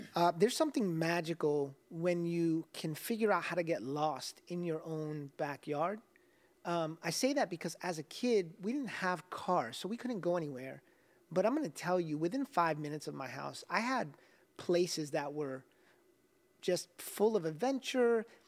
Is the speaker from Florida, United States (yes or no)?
yes; South Florida, United States; Growing up in South Florida